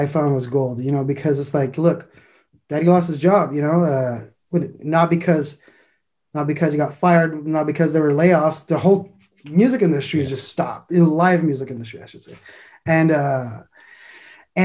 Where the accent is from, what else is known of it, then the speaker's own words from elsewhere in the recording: Montreal, Quebec, Canada; I'm from Montreal, Canada